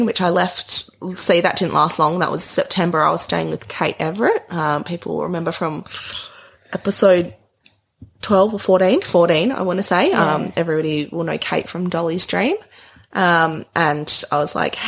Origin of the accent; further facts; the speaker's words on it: Perth, Western Australia, Australia; also born or lived in Broome; I'm from Perth